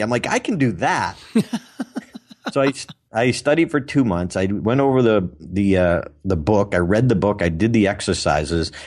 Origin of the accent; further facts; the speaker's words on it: Auburn, Massachusetts, United States; in my hometown